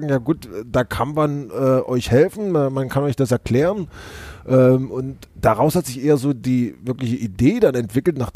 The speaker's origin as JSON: {"language": "German", "region": "Saxony", "country": "Germany", "tie": "born there", "said": "ich bin ähm, 36 Jahre, ähm, gebürtig aus der Nähe von Chemnitz, äh, wohnhaft in der Nähe von Hamburg und ansonsten immer unterwegs."}